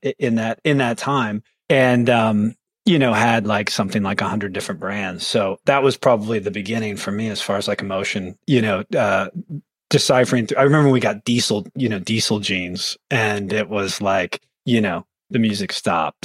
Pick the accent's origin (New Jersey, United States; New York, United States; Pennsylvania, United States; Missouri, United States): Missouri, United States; Concordia; moved away; I grew up in Concordia, Missouri